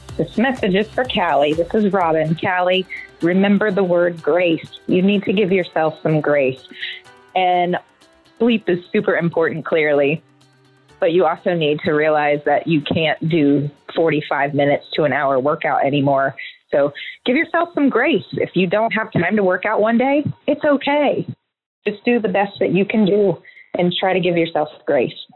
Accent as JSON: {"language": "English", "town": "Atlanta", "region": "Georgia", "country": "United States", "said": "we're from Atlanta"}